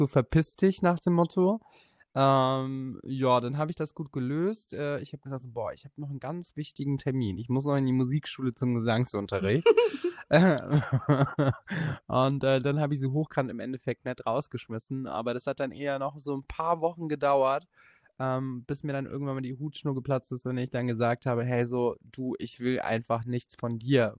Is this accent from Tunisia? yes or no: no; area around Legoland, Bavaria, Germany; moved away; du warst in meiner Heimat und ich habe in diesem Legoland früher gearbeitet